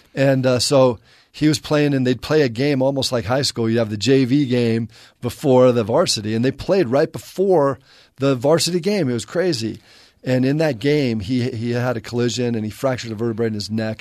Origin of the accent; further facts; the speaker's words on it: La Crescenta, California, United States; moved away; also born or lived in Bay Area; I grew up in La Crescenta, which is kind of inland a little bit